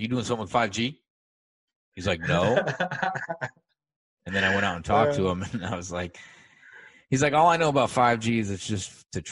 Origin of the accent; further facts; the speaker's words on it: Sioux City, Iowa, United States; I'm from Sioux City, Iowa